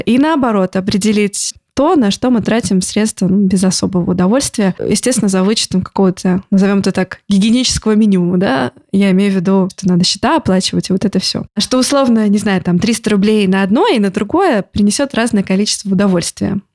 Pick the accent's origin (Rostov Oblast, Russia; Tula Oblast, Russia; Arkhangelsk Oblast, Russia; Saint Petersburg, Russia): Saint Petersburg, Russia; я тоже из Петербурга